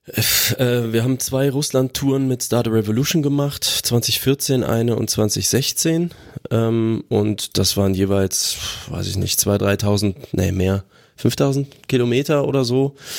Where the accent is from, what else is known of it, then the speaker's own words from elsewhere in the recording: Aachen, North Rhine-Westphalia, Germany; Das Schwimmbad meiner Jugend in Aachen-Brand.